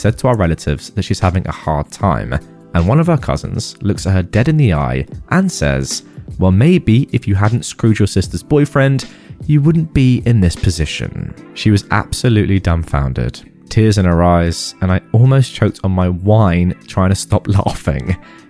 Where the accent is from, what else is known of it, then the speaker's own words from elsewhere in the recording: Philippines; I am Filipina, and this happened in the Philippines. Here, we don't move out until we have kids, and sometimes not even then.